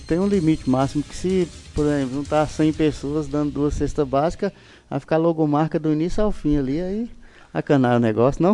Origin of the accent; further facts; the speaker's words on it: Montes Claros, Minas Gerais, Brazil; lá na minha região, lá em Montes Claros, na, na, na Zona Sul